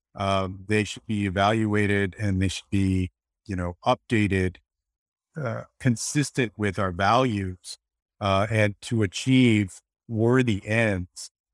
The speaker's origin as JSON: {"language": "English", "region": "Texas", "country": "United States", "tie": "born or raised there", "said": "my home state of Texas"}